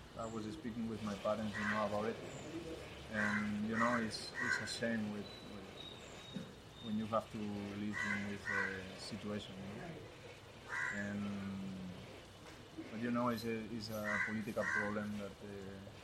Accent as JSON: {"language": "English", "town": "Barcelona", "region": "Catalonia", "country": "Spain", "second_language": "English", "moved": "as an adult", "lives_now": "Bengaluru, India", "said": "I was from Barcelona also"}